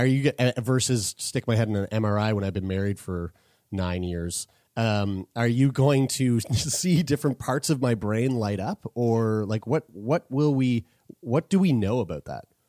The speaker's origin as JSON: {"language": "English", "town": "St. John's", "region": "Newfoundland and Labrador", "country": "Canada", "tie": "born or raised there", "said": "I was born in Saint John's, Newfoundland"}